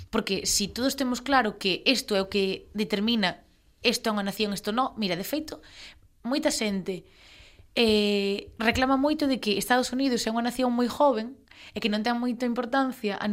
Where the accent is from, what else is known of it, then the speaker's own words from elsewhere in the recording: Ferrol, Galicia, Spain; se eu son de Ferrol, para min é máis fácil identificarme co, ca festividade